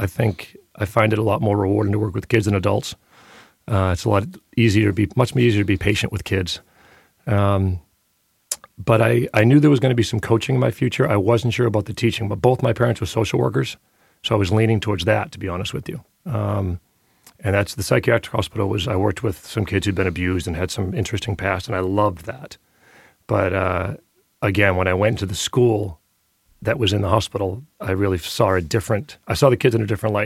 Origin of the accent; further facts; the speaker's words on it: Maine, United States; also born or lived in Leominster, Massachusetts; I was born in Massachusetts, actually, so I'll never be a Mainer